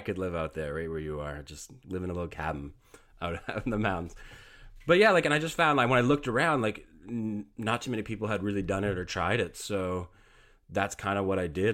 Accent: Canada; I am Canadian. I do live up here in Canada, so hockey is kind of something that, uh, we grow up with.

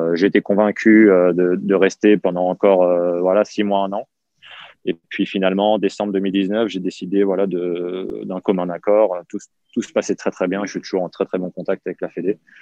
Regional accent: Val-de-Marne, Île-de-France, France; also born or lived in Yvelines; mes parents ont divorcé quand j'avais mes 13-14 ans. C'est là où je suis parti dans les Yvelines. J'ai quitté le Val-de-Marne, je suis parti dans les Yvelines

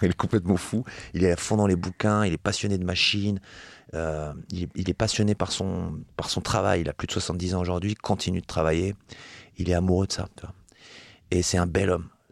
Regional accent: Metz, Grand Est, France; je viens de Metz, donc c'est la ville de Coltès, la ville de Verlaine

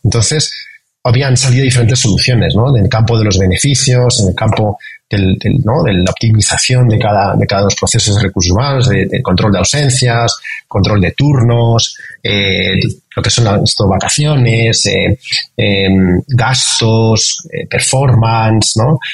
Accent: Madrid, Community of Madrid, Spain; moved away as an adult; now in Mexico; yo nací cerca del Bernabéu. Me siento, es que me siento madrileño muy, muy orgulloso

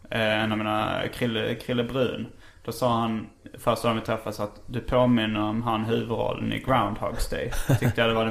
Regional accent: Märsta, Stockholm County, Sweden; moved away as an adult; also born or lived in Malmö; Var växte du upp? I Märsta. Utanför Märsta.

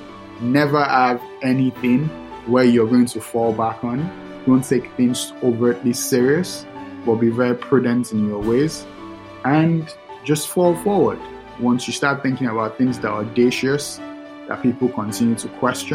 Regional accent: Lagos, Nigeria; now in New York City, United States; I'm from Lagos, Nigeria

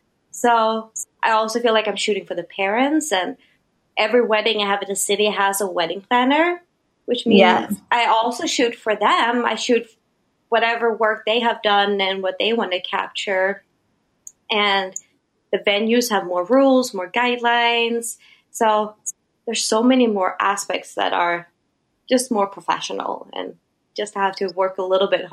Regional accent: Sweden; English is a second language; moved away as an adult; now in New York, United States; So I came from Sweden being a pretty established photographer.

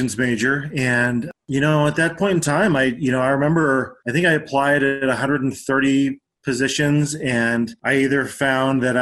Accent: Denver, Colorado, United States; also born or lived in Aurora, Colorado / Genesee, Colorado / Durango, Colorado; We lived in Aurora until I was about five, and then we moved to Genesee

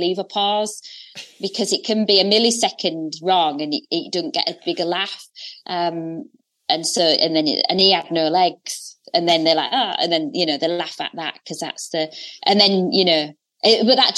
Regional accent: Hull, Yorkshire and the Humber, United Kingdom; Hull on the North East Coast

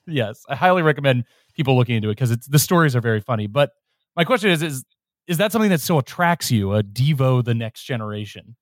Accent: Cincinnati, Ohio, United States; I'm from Ohio. I grew up in Cincinnati.

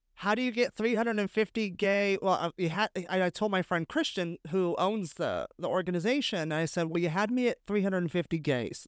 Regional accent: San Francisco, California, United States; moved away as an adult; also born or lived in West Hollywood / Hell's Kitchen, New York; now in New York, United States; I grew up in San Francisco, I lived in West Hollywood, now I live in Hell's Kitchen

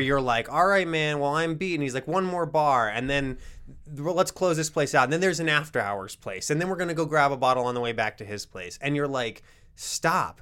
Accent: Rapid City, South Dakota, United States; I grew up in Rapid City

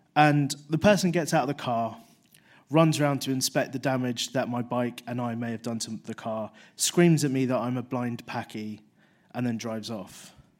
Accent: London, United Kingdom; I grew up in London

